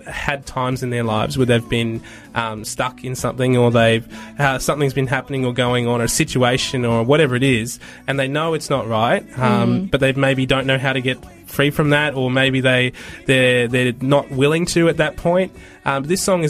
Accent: Australia; I'm white, I'm Australian

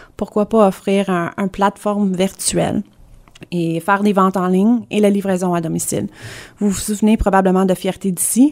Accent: Kingston, Ontario, Canada; moved away as an adult; also born or lived in Hudson, Quebec / Gatineau, Quebec; j'ai grandi à Hudson à Montérégie. Euh, mes parents ont déménagé à Kingston. Euh, j'ai passé, euh, l'école primaire, secondaire là-bas.

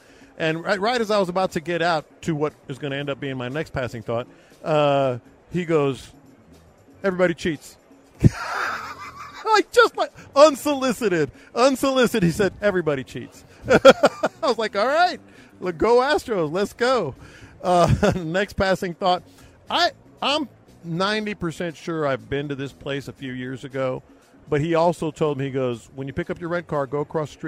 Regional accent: Houston, Texas, United States; When I told him I was from Houston

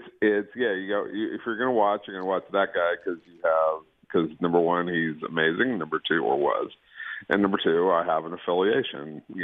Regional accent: Los Angeles, California, United States; I grew up in Los Angeles, North Hollywood, specifically Studio City, that area.

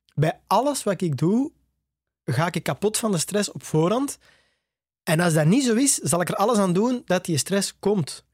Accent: Tervuren, Flanders, Belgium; in Torp ter Vuren, waar ik opgegroeid ben

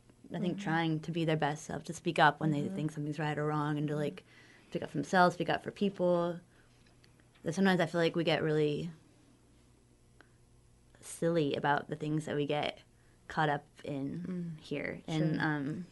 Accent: Arkansas, United States; now in Olympia, United States; I grew up in Arkansas

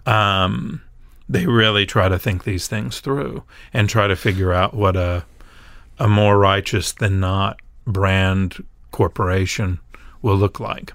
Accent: Nashville, Tennessee, United States; we're in Nashville, and I grew up in Nashville

